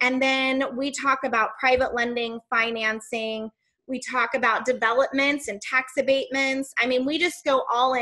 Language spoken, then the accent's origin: English; Missouri, United States; I'm from Missouri, and it's the show me state